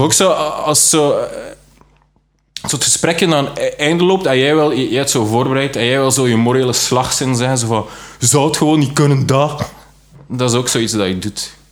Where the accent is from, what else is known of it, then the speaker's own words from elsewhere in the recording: West Flanders, Belgium; also born or lived in Leuven; Ik kom uit West-Vlaanderen